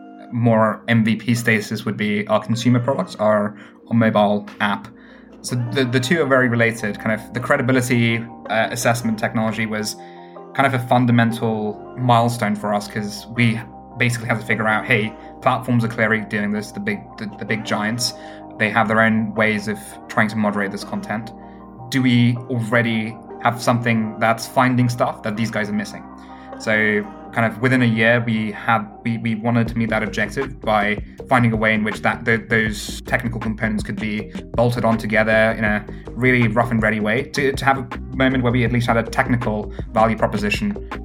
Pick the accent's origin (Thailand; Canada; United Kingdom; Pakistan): United Kingdom; Stone, West Midlands; My hometown in the UK happens to be a place called Stone, the highest Brexit voting place in all of the UK.